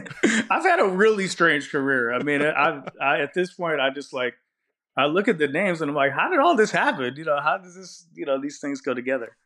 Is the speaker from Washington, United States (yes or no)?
yes; Seattle, Washington, United States; I'm from Seattle